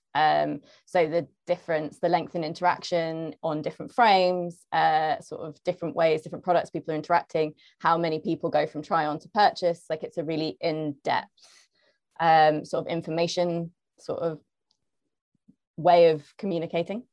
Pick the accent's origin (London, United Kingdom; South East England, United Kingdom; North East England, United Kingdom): London, United Kingdom; I'm from London, um, I work at Zapper